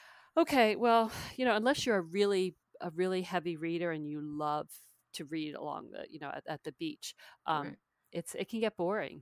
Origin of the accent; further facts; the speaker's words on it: New Jersey, United States; my parents were both from the same small town in South Jersey, which is about 20 minutes outside Philadelphia.